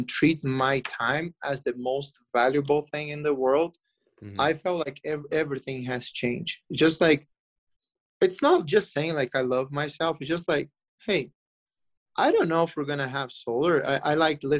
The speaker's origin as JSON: {"language": "English", "country": "Brazil", "moved": "yes", "said": "I came from Brazil. Like, there, yeah, it's like, it's a warm country"}